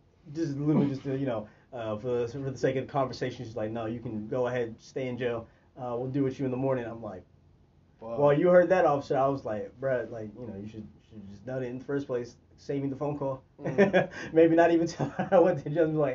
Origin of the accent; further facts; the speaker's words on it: Oklahoma, United States; also born or lived in Baltimore, Maryland; born in Baltimore, raised in Oklahoma